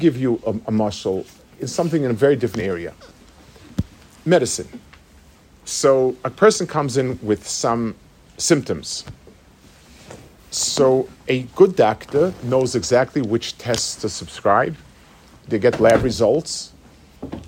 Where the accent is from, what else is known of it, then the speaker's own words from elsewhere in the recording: United States; When I was growing up as a young boy in America